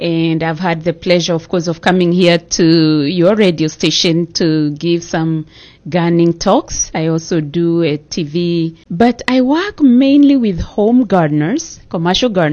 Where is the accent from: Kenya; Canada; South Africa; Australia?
Kenya; moved away as an adult; also born or lived in Netherlands; now in United States; I grew up in Kenya